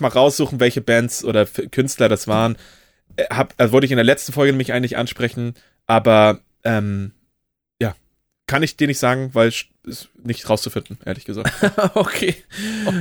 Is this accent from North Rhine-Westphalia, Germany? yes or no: no; Kiel, Schleswig-Holstein, Germany; gebürtiger Kieler oder Kiel-Regioner